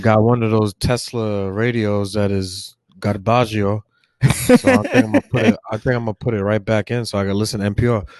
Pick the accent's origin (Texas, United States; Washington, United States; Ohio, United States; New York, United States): New York, United States; New York City; also born or lived in Staten Island; I was born in Brooklyn, I grew up in Brooklyn, and then moved to Staten Island